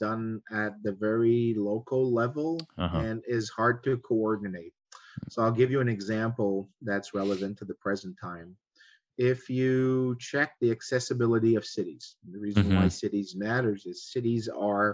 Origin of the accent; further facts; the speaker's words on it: Quebec, Canada; I come from Quebec.